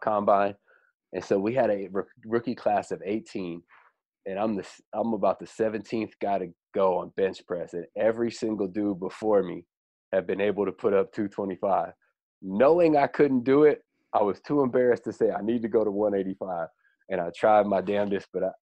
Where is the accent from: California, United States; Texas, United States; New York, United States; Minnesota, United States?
California, United States; Bay Area; now in San Diego, United States; I grew up in the Bay Area.